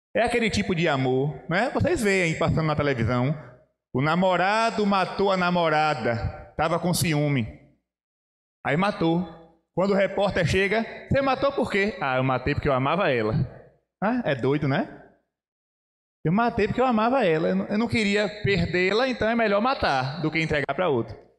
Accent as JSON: {"language": "Portuguese", "region": "Bahia", "country": "Brazil", "said": "venho lá da Bahia"}